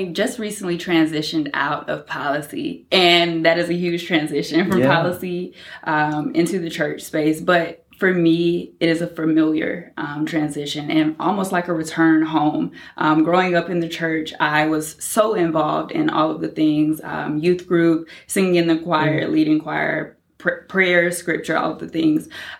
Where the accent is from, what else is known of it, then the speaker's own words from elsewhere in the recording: Douglas, Georgia, United States; moved away as an adult; also born or lived in Washington, D.C. / New York; I grew up in South Georgia, deep South Georgia, Douglas, Georgia, about an hour and a half from Florida. Growing up in that area, just a very rural area